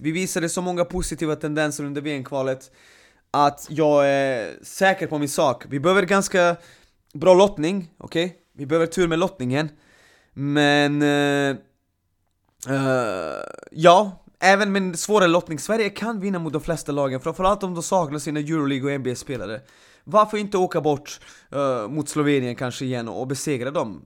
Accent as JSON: {"language": "Swedish", "country": "Serbia", "moved": "yes", "lives_now": "Sweden", "said": "Serbien, mitt hemland"}